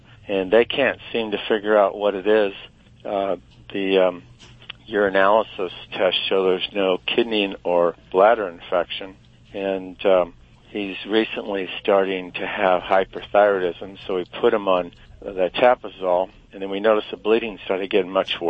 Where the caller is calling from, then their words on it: Santa Barbara, California, United States; Santa Barbara, California.